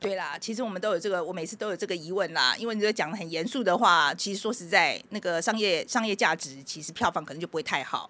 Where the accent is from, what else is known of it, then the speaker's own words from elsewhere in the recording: Taiwan; moved away; also born or lived in United States; 我是四年前从美国搬回台湾